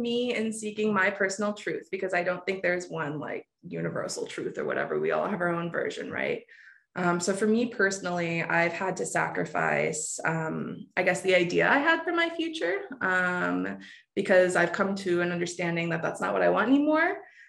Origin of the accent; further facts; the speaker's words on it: Granite City, Illinois, United States; also born or lived in Jacksonville, Florida; I'm technically a fib. I am from Granite City, Illinois, but I feel like I'm from Florida. So I'm going to tell you I'm from Florida. I'm from around Jacksonville.